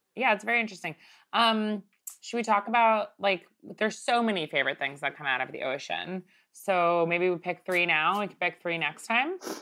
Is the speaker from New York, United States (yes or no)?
yes; Long Island, New York, United States; growing up in Long Island